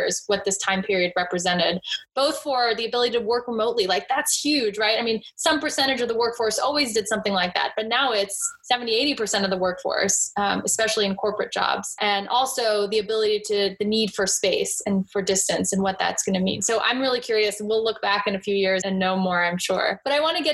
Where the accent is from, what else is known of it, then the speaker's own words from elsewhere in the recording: New York City, New York, United States; now in Northwest Arkansas, United States; I'm from New York City